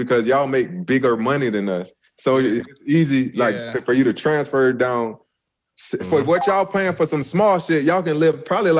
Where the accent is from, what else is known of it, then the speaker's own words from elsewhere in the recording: Florence, United States; moved away; I'm from Florence.